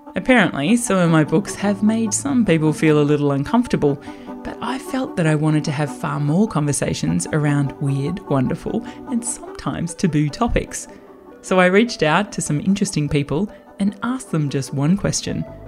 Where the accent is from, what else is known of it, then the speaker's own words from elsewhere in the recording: Australia; growing up in Australia